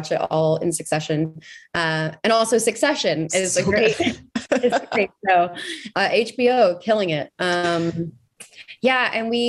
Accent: Texas, United States; as obviously a Texan

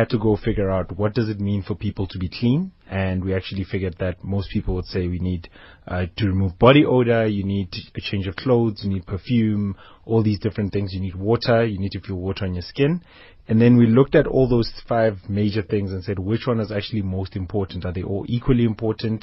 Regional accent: Limpopo, South Africa; growing up in Limpopo

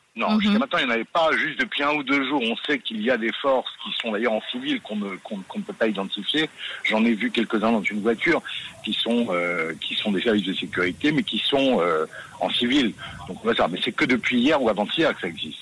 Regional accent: Israel; also born or lived in Jaffa; On est des Israéliens, on n'a qu'une seule terre

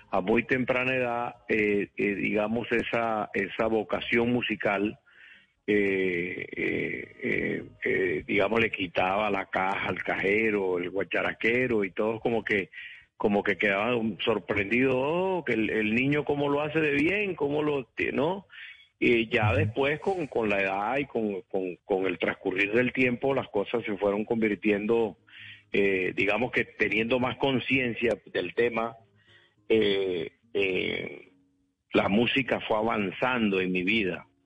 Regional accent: Valledupar, Cesar, Colombia; born there; Bueno, eh, eh, eh, yo nací en Valledupar. Eh, no, Valledupar era un pueblo, pueblo

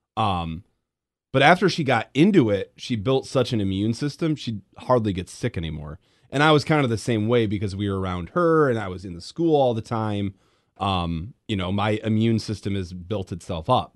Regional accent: Grand Rapids, Michigan, United States; moved away; I grew up in Grand Rapids

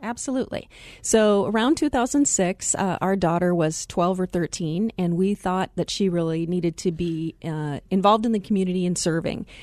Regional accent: Glendale, Arizona, United States; also born or lived in Chicago area; I had the pleasure of growing up in the Glendale area.

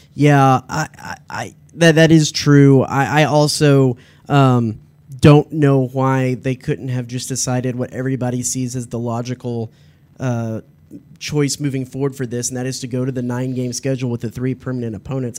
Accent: Dallas, Texas, United States; I grew up in Dallas

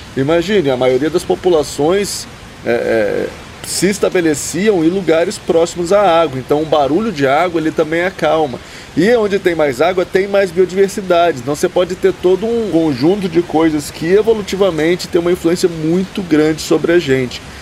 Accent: Resende, Rio de Janeiro, Brazil; moved away; eu fui criado ali na, em Resende, no sul do estado do Rio, bem próximo ao Parque Nacional Itatiaia

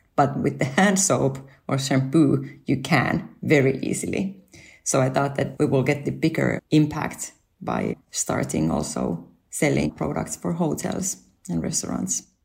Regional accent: Finland; moved away as an adult; also born or lived in Japan; my family and I moved back to Finland from Japan, where we lived five years.

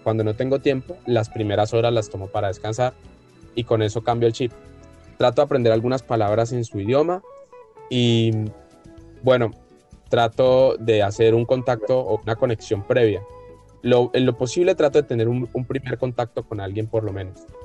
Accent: Colombia; como colombianos

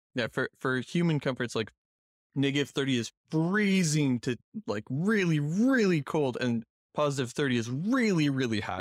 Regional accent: Canada; I'm a Canadian

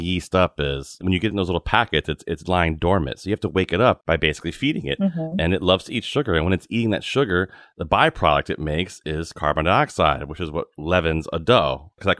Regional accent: Virginia, United States; I grew up in Virginia

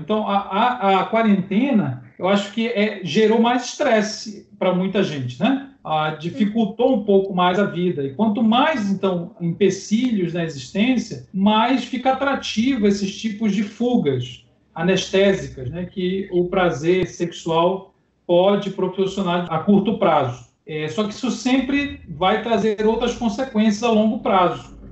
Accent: Belém, Pará, Brazil; now in Belo Horizonte, Brazil; eu moro em Belo Horizonte, sou natural de Belém do Pará

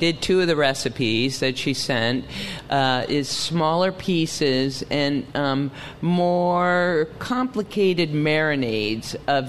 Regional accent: United States; I grew up as an American eating kebabs.

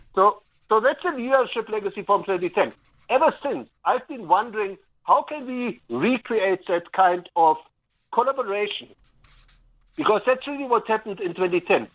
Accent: Berlin, Germany; moved away as an adult; now in South Africa; I was born and bred in Germany, the divided city of Berlin

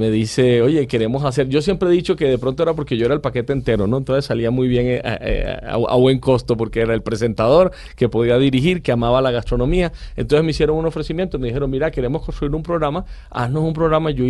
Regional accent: Caribbean Region, Colombia; el que más me gusta es el pastel costeño el de nosotros, el de mi tierra, que es con arroz

